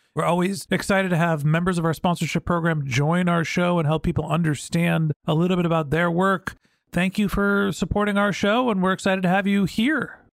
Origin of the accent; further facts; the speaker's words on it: United States; I'm from the United States